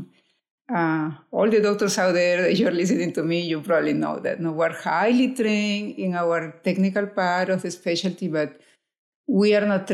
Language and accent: English; Lima, Peru; moved away as an adult; now in United States; I'm from Lima, Peru